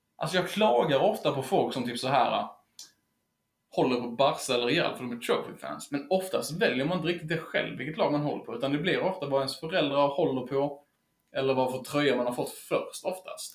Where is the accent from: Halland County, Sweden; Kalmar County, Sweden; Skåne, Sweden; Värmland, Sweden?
Skåne, Sweden; Helsingborg; kommer vi även från Helsingborg